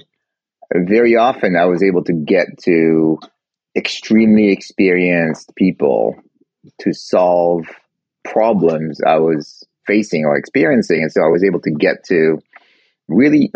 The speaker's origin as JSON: {"language": "English", "country": "France", "tie": "born or raised there", "also_born_or_lived": "Geneva, Switzerland", "moved": "as an adult", "lives_now": "Boston, United States", "said": "I was born in Geneva, Switzerland, grew up in France, went to school and business school there"}